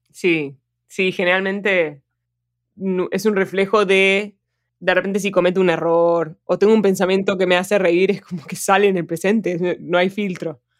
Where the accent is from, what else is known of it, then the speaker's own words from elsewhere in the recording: Argentina; Yo, yo soy argentina, siempre voy a ser argentina